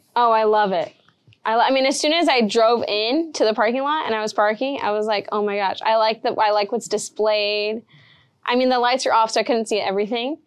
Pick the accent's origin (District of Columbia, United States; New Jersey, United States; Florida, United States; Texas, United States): Texas, United States; Rio Grande Valley; I'm in the Valley, I grew up in the Valley, and I love the way that that looks